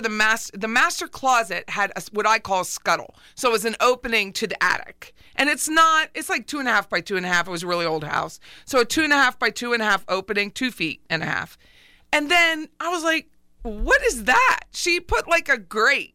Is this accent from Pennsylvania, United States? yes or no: yes; Pennsylvania, United States; moved away; I'm from Pennsylvania